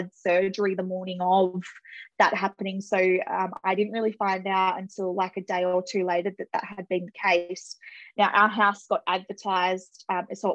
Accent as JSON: {"language": "English", "area": "the Whitsundays", "region": "Queensland", "country": "Australia", "tie": "born or raised there", "moved": "as an adult", "lives_now": "Melbourne, Australia", "said": "So I grew up in the Whitsundays. So I lived there for just under 26 years or something like"}